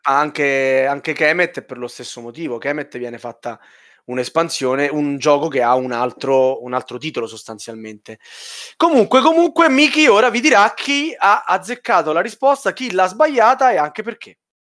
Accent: Rome, Lazio, Italy; io sono romano

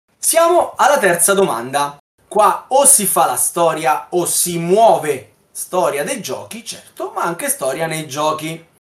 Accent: Southern Italy, Italy; lo dico da terrone anch'io

